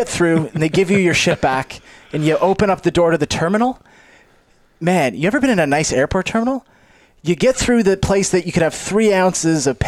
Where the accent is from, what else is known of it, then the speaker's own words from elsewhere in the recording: Canada; I'm Canadian